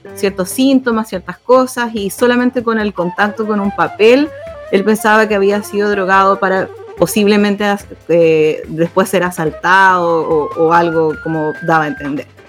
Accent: Santiago, Santiago Metropolitan Region, Chile; now in Atacama Region, Chile; soy oriunda de Santiago y de Peñalolén

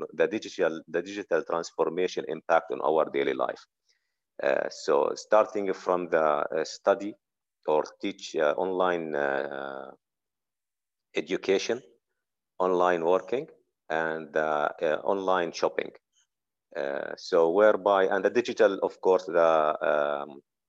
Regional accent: Jordan; I'm originally from Jordan

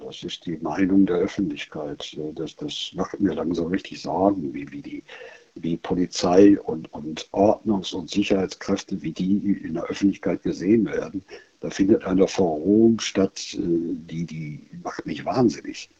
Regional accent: Germany; wir sind Deutsche.

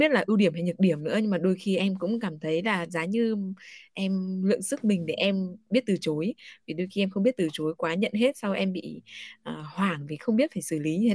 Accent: Thanh Hóa, Vietnam; Quá quê vì là đấy vì là quê em Thanh Hóa mà. Ở Thanh Hóa thì thật sự là ừ. cái giọng nó có những cái

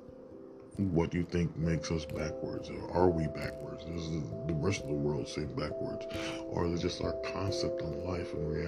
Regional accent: United States; because we're American, and we're born in America, we raised in America, and speak and act American.

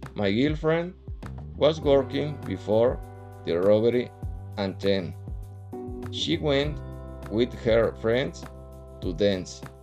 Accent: Querétaro, Mexico; English is a second language; I am 40 years old and I'm from Querétaro City.

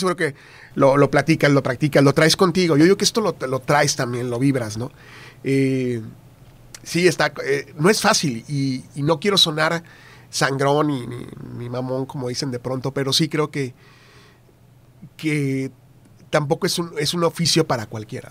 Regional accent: San Fernando, Tamaulipas, Mexico; moved away as an adult; also born or lived in Reynosa / Ciudad Victoria; now in Monterrey, Mexico; yo nací en Reynosa, eh, Tamaulipas, viví en San Fernando hasta los 15 años

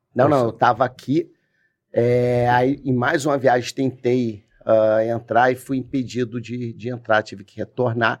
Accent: Rio de Janeiro, Brazil; moved away as an adult; also born or lived in Brasília; now in Cabo Frio, Brazil; Eu sou cria lá do Jacaré.

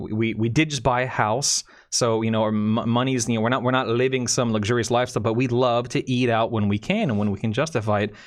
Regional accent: Florida, United States; born and raised in Florida.

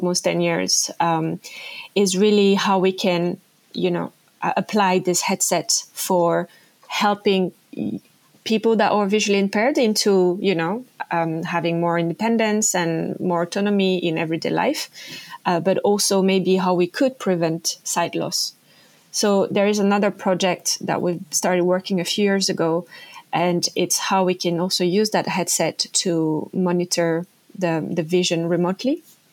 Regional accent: French Polynesia; moved away; I come from French Polynesia, like a small island called Tahiti.

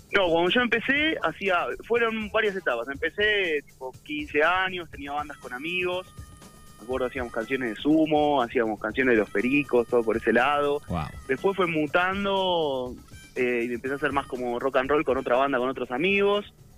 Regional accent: Buenos Aires, Argentina; Yo soy de Buenos Aires, sí, sí, capital

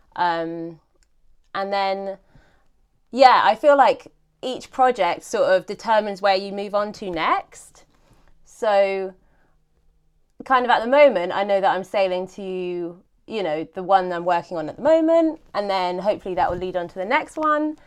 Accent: Ashdown Forest, South East England, United Kingdom; in the Ashdown Forest, which is where I grew up, um, well, in a village nearby

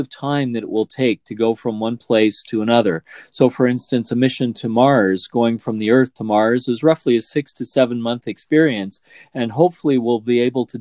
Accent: Canada; as a Canadian astronaut

